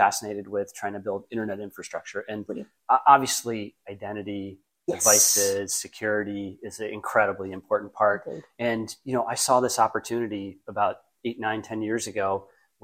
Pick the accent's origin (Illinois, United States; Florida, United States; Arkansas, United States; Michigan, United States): Michigan, United States; moved away; also born or lived in Boston; I grew up in Michigan